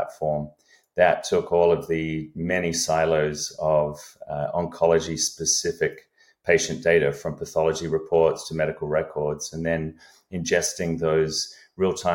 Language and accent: English; Australia; moved away as an adult; now in United States; I'm an Australian by upbringing, have been in the US for a few decades here, came over on an athletic scholarship to college